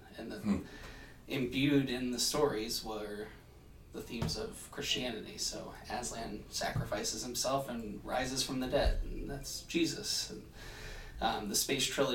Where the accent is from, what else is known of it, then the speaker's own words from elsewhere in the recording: Pittsburgh, Pennsylvania, United States; also born or lived in Boston, United States / New England, United States; I grew up in Pittsburgh